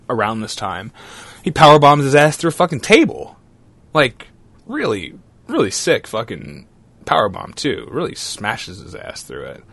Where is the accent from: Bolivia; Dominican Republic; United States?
United States; Beaumont, Texas; my hometown of Beaumont, Texas